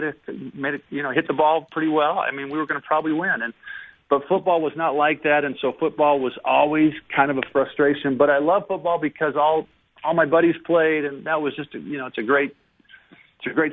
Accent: Seattle, Washington, United States; growing up in Seattle

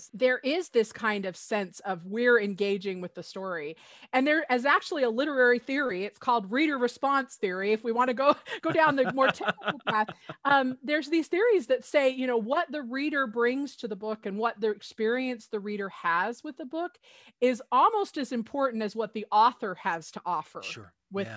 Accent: Utah, United States; When I was growing up in Utah

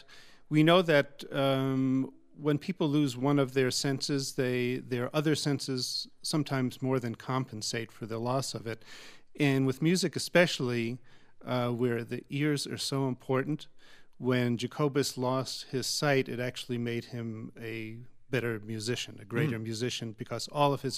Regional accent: Long Island, New York, United States; We grew up on Long Island together

